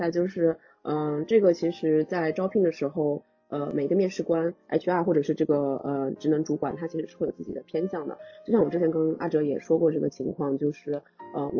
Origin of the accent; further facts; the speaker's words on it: China; 我中国人的审美还是这种温婉甜美的这种，可能会比较受欢迎。